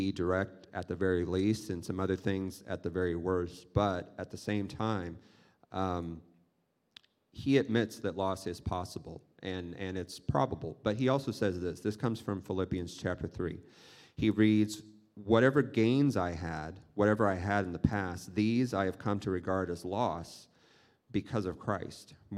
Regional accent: Kansas, United States; moved away; I come from Kansas

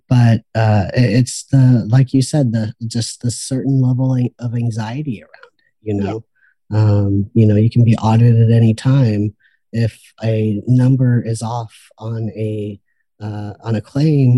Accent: Rio Grande Valley, Texas, United States; I grew up in the Rio Grande Valley, border town

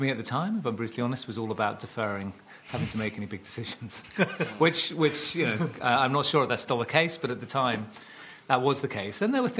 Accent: South Devon, South West England, United Kingdom; moved away; And I was brought up in the countryside. So I was brought up in South Devon.

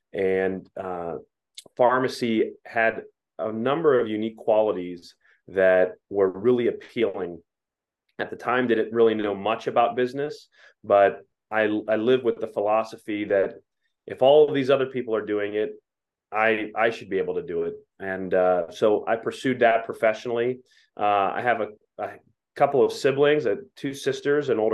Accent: Pittsburgh, Pennsylvania, United States; also born or lived in Ohio; I was born in Ohio, but soon after I was born, my family settled down in southwestern Pennsylvania and grew up in the suburbs

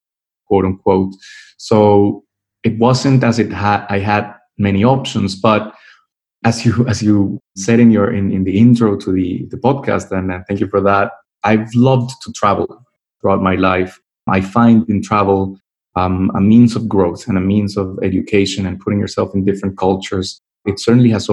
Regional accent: Colombia; moved away as an adult; also born or lived in Mexico; now in London, United Kingdom; I was born in Mexico, but all my family is Colombian. So I was raised in Colombia. That's where I've lived for most of my life.

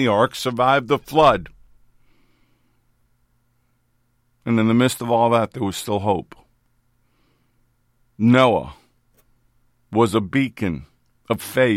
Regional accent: New York City, New York, United States; When I was growing up in New York City, we had an area called the Times

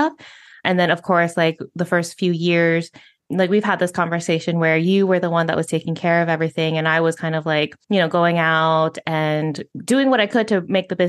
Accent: United States; first language English; moved away as an adult; now in Spain; being a native English speaker, of being from the United States

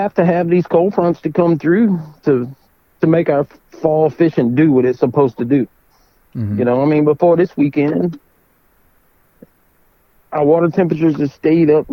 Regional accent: South Louisiana, United States; I'm from South Louisiana

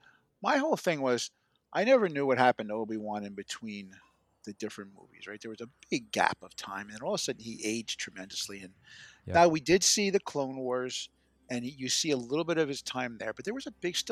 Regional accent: Plainfield, New Jersey, United States; my hometown of Plainfield, New Jersey

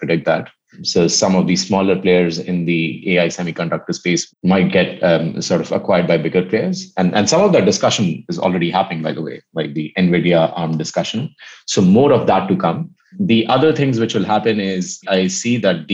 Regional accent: India; I come from India

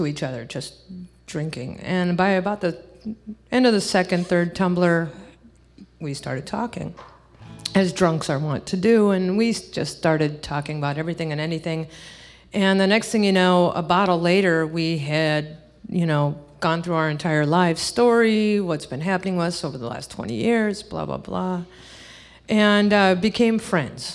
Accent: Minneapolis, Minnesota, United States; also born or lived in Los Angeles, California / San Jose, California; now in Davenport, Iowa, United States; I was born in L.A. Grew up in San Jose for a time, and then was moved out to Minneapolis and basically raised and grew up there

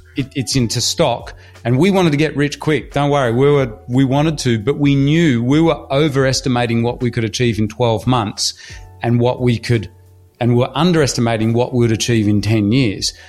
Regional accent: Australia; also born or lived in Hull, England; I'm from Australia, but I was originally, as I was saying to you, my family's from Hull in England, and we immigrated to Australia with absolutely nothing

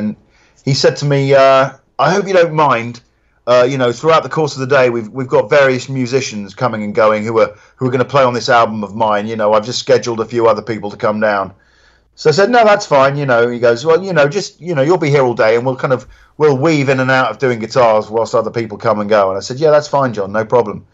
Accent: Reading, South East England, United Kingdom; Reading, which is my hometown

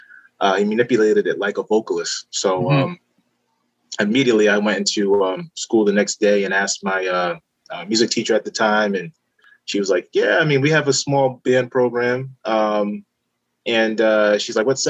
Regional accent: Pawtucket, Rhode Island, United States; I grew up in Pawtucket.

